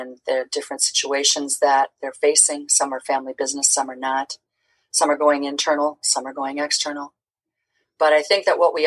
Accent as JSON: {"language": "English", "area": "Twin Cities", "region": "Minnesota", "country": "United States", "tie": "born or raised there", "said": "getting this show off the ground in, you know, my hometown"}